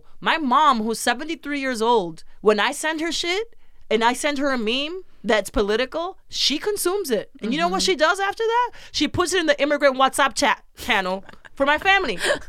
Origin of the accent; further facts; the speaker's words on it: Massachusetts, United States; I'm from Massachusetts, y'all.